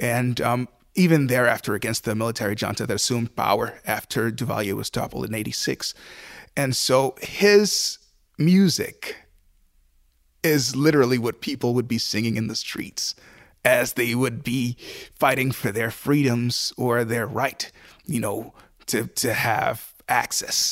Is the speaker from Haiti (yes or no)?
yes; Haiti; now in Buffalo, United States; I grew up in Haiti